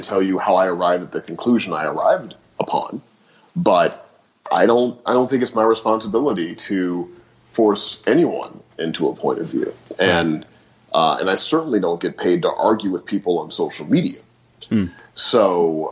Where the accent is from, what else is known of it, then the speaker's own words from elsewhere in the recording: St. Louis, Missouri, United States; I grew up in St. Louis